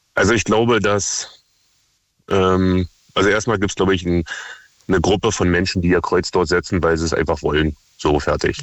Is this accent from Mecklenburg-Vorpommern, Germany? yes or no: no; near Cottbus, Brandenburg, Germany; ich komme aus der Nähe von Cottbus